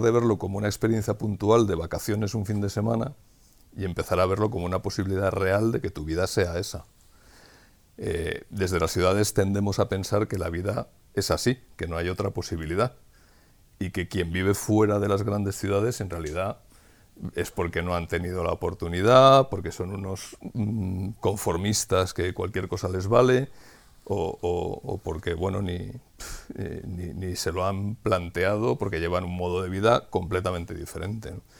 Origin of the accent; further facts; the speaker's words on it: Madrid, Community of Madrid, Spain; moved away as an adult; now in Sayago, Spain; nosotros éramos madrileños